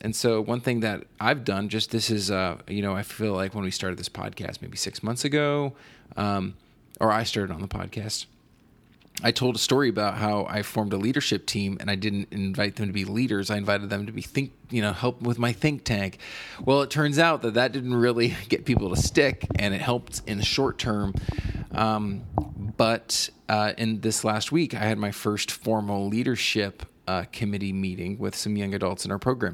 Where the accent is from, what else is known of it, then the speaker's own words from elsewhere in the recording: East Coast, United States; moved away; I'm from the East Coast